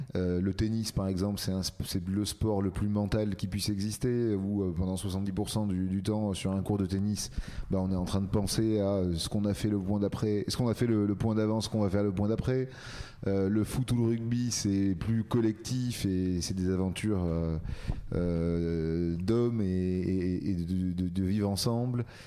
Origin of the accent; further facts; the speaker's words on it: near Marseille, Provence-Alpes-Côte d'Azur, France; moved away as an adult; now in Paris, France; je suis né à Paris, mais j'ai grandi dans le sud de la France, euh, à côté de Marseille.